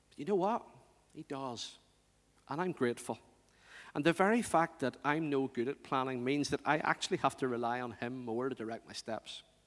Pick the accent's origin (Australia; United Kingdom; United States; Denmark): United Kingdom; Northern Ireland; organists in the churches I grew up